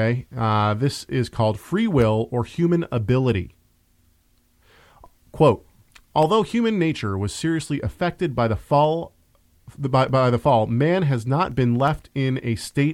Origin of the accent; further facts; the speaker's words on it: Tacoma, Washington, United States; I was raised in the north end of Tacoma.